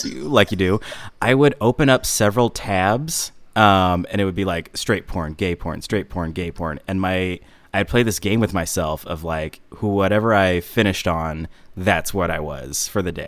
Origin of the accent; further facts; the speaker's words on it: Lombard, Illinois, United States; I am from Lombard, Illinois